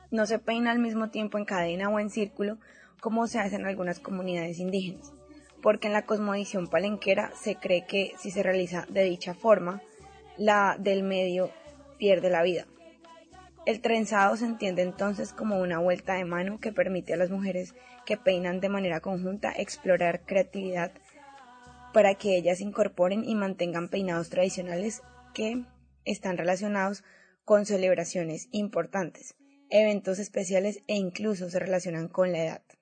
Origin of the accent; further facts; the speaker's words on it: Colombia; decirle a todas las chicas colombianas que nos escuchan que en este momento tan difícil que se vive en mi país es más que necesario que nos apoyemos